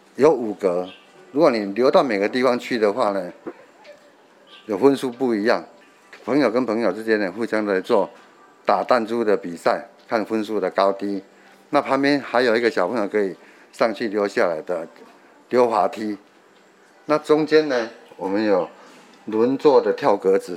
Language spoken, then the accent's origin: Chinese; Tainan, Taiwan; 我们小时候还在这边搭火车